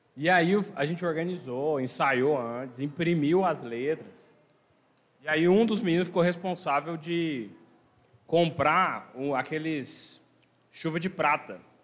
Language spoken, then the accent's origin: Portuguese; Minas Gerais, Brazil; also born or lived in Mato Grosso do Sul; now in São José do Rio Preto, Brazil; Lá em Minas, lá de onde eu sou.